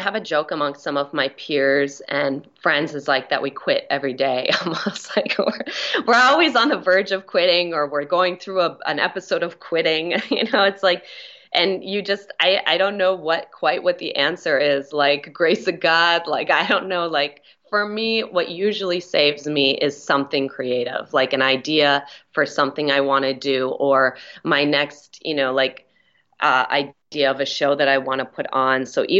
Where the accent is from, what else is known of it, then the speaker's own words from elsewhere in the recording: Minneapolis, Minnesota, United States; moved away as an adult; now in Los Angeles, United States; Minneapolis, Minnesota.